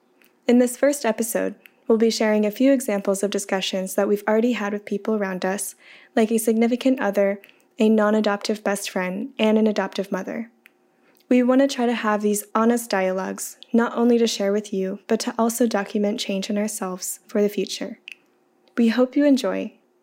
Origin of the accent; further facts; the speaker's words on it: Kansas City, Missouri, United States; moved away as an adult; also born or lived in Hunan, China; now in Edinburgh, United Kingdom; I'm from Kansas City, Missouri, and was adopted in 1996 at 8 months old from Hunan, China.